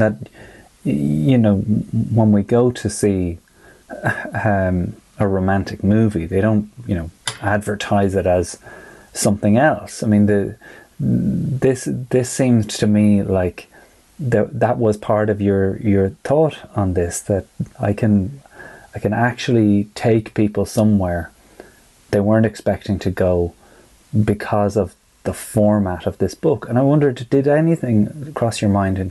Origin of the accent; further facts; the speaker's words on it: Ireland; many of us as Irish people